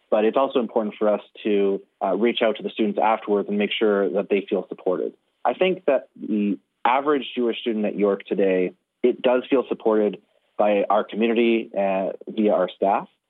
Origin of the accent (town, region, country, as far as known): Canada